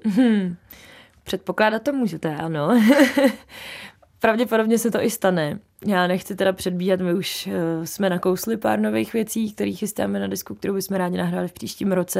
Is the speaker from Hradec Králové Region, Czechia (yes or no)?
yes; Hradec Králové, Hradec Králové Region, Czechia; now in Prague, Czechia; já jsem zpívala opravdu od malička, už v Hradci jsem mi prošla několika kapelama vlastníma, nevlastníma